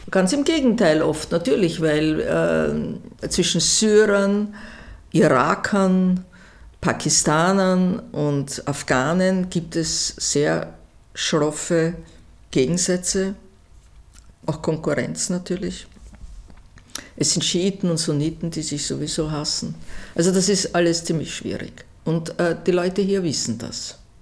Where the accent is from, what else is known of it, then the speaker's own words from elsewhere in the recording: Vienna, Austria; ich bin eine Wienerin der dritten Generation